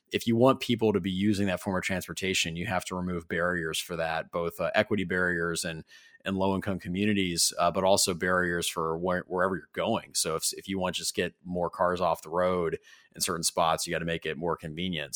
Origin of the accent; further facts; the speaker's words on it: Ferndale, Michigan, United States; In my hometown in Metro Detroit and Ferndale